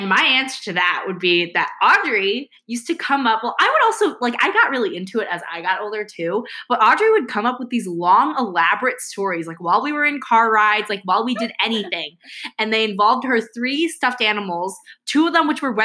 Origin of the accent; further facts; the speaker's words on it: Michigan, United States; We are Asian American, born and raised in Michigan